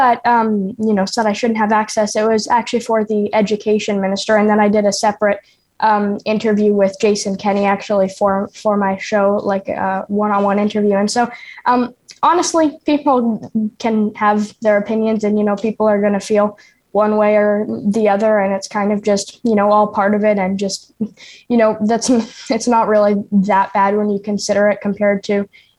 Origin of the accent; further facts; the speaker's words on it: Ontario, Canada; some people took issue with the fact that I'm from Ontario, which I mean, like, it's not like, yeah, I'm from Ontario